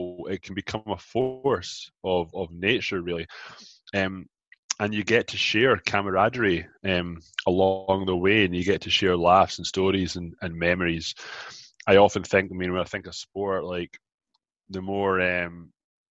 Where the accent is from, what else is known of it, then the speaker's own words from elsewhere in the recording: Scotland, United Kingdom; moved away as an adult; also born or lived in Glasgow; now in Toronto, Canada; I grew up in Scotland. I moved from Glasgow to Canada, Toronto, Ontario, about 13 years ago